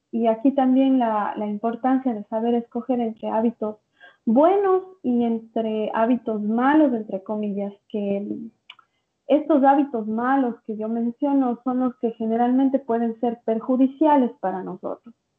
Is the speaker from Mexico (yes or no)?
no; Ecuador; now in São Paulo, Brazil; soy de Ecuador, pero me encuentro viviendo en Sao Paulo, Brasil.